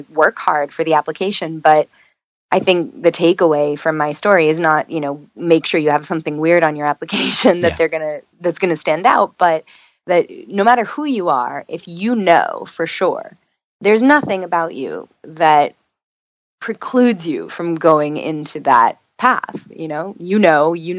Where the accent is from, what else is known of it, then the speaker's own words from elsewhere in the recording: New York, United States; moved away as an adult; now in Florida, United States; I'm from New York